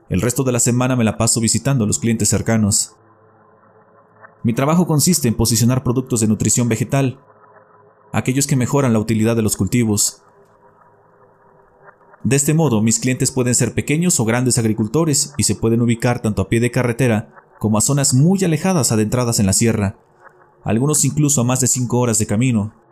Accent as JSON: {"language": "Spanish", "region": "Querétaro", "country": "Mexico", "tie": "born or raised there", "moved": "yes", "lives_now": "Coahuila, Mexico", "said": "Soy originario de Querétaro, pero ya llevo rato viviendo acá en Coahuila."}